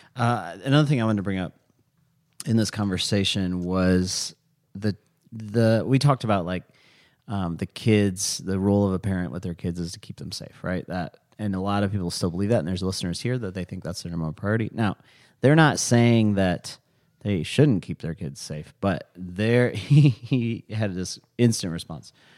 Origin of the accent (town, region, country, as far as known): United States